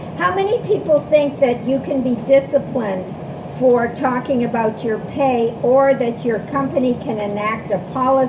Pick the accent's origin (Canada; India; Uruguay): Canada; now in United States; I'm Canadian